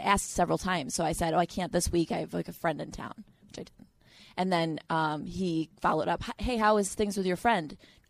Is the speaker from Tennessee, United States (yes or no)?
yes; Tennessee, United States; I grew up in Tennessee.